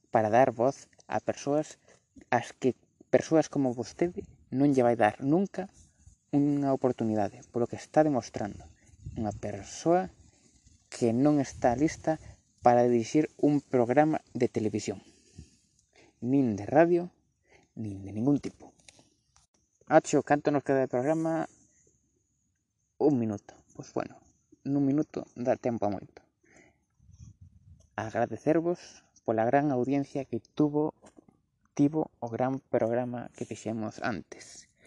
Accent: Galicia, Spain; eu son galego por obra e graza do idioma.

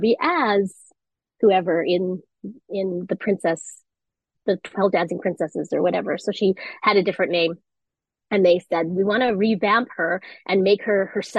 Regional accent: Vancouver, British Columbia, Canada; moved away as an adult; also born or lived in New York; I came home because Vancouver's my hometown

